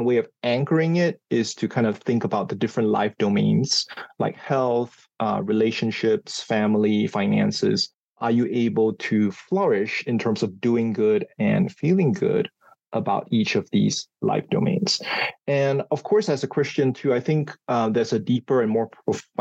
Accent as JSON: {"language": "English", "country": "Singapore", "tie": "born or raised there", "moved": "as an adult", "lives_now": "Indiana, United States", "said": "I grew up in Singapore"}